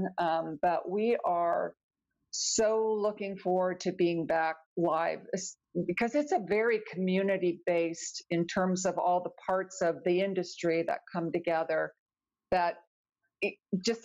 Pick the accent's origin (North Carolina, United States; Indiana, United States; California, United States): California, United States; I grew up in California